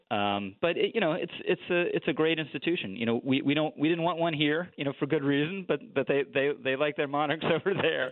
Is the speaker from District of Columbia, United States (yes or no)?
yes; Washington, District of Columbia, United States; also born or lived in Manhattan, New York; now in New York, United States; I grew up in Washington D.C.